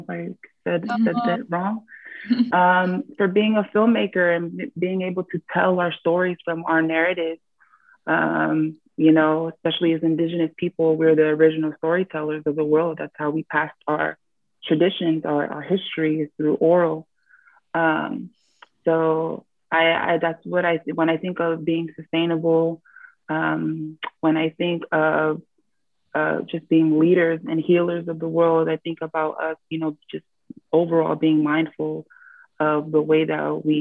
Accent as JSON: {"language": "English", "country": "Tonga", "said": "I am from the South Pacific island of Tonga."}